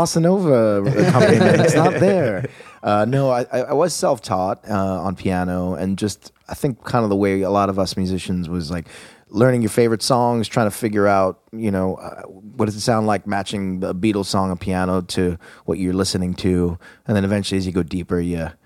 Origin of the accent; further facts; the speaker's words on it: Long Island, New York, United States; I grew up on Long Island, not far from here. Maybe, let's say in car with no traffic, maybe 29 minutes